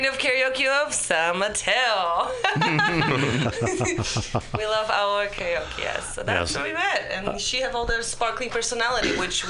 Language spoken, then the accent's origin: English; Poland; English is a second language; But it's okay. I'm from Poland. So.